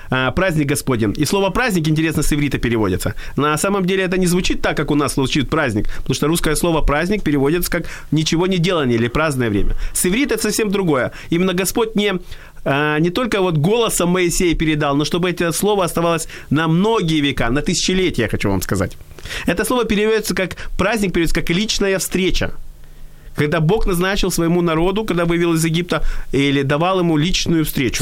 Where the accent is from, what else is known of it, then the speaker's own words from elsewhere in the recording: Odesa, Odesa Oblast, Ukraine; когда я родился в Одессе, то в моей семье праздновали э, два еврейских праздника